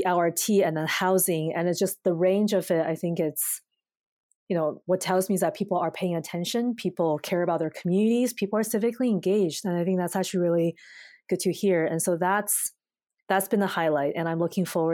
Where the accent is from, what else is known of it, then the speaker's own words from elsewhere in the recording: China; now in Canada; my hometown in China